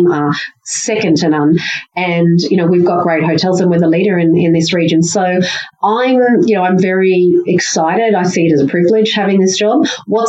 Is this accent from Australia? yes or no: yes; Queensland and far north Queensland, Australia; living and growing up in Queensland and far north Queensland